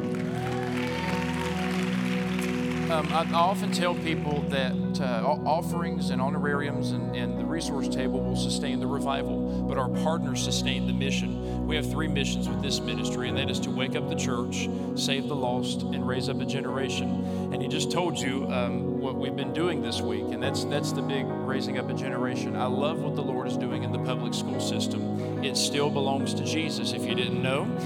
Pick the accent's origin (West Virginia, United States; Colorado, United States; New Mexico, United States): West Virginia, United States; Mullins; also born or lived in Bradshaw, West Virginia; I am from Mullins, West Virginia.